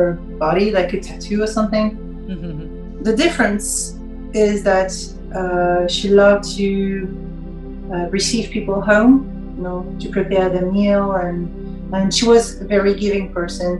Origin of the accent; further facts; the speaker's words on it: France; English is a second language; also born or lived in Paris; I'm French, I live in Paris